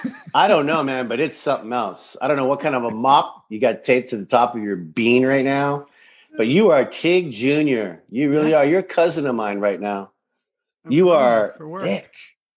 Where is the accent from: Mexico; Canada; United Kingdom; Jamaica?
Canada; Saskatoon, Saskatchewan; moved away; also born or lived in Pasadena; I didn't even know what French was. And I come from an English-French country like Canada. But I came from Saskatoon, as you know, and there wasn't a lot of French, you know, speaking people then.